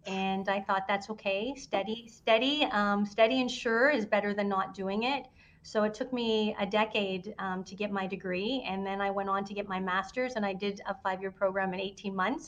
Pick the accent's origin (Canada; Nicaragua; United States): Canada; Windsor, Ontario; I grew up in Windsor